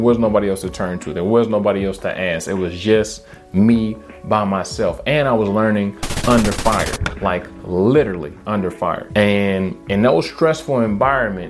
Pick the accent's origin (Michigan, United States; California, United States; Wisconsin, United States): Michigan, United States; Detroit; born or raised there; moved away as an adult